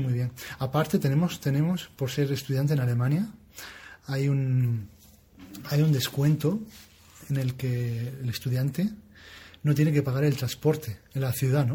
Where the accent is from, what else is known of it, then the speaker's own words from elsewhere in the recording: Region of Murcia, Spain; now in Denmark; mi tierra